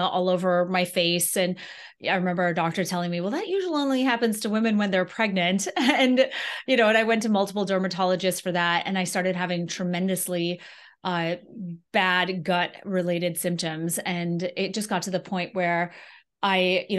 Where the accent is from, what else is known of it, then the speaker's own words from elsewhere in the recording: Antigua & Barbuda; moved away as an adult; now in United States; I'm from Antigua in the Caribbean originally. And so then I left and came to college.